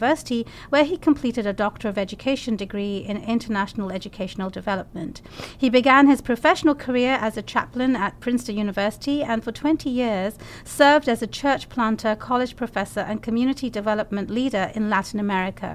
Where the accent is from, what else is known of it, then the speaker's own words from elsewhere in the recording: London, United Kingdom; now in United States; my home country, hometown of London